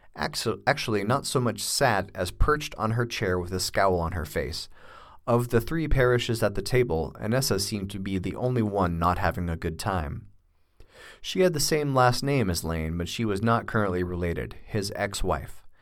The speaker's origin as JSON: {"language": "English", "town": "Tulsa", "region": "Oklahoma", "country": "United States", "tie": "born or raised there", "also_born_or_lived": "Boulder, Colorado", "moved": "as an adult", "said": "I grew up in Tulsa, Oklahoma."}